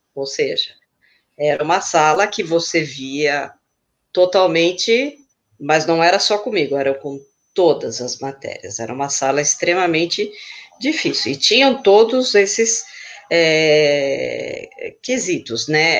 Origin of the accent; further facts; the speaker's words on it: Chile; now in São Paulo, Brazil; eu nasci no Chile, mas eu moro aqui em São Paulo, no ABC